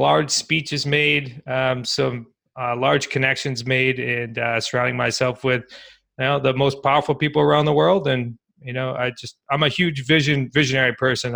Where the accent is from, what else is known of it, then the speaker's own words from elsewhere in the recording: Worcester, Massachusetts, United States; growing up in Worcester, Mass